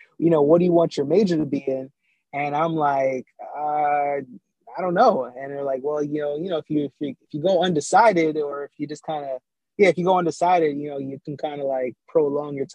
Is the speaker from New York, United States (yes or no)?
yes; New York City, New York, United States; also born or lived in Jamaica; I was born in Jamaica, right? And I was raised in Brooklyn, New York, because my parents left out of Jamaica when I was about like 4 years old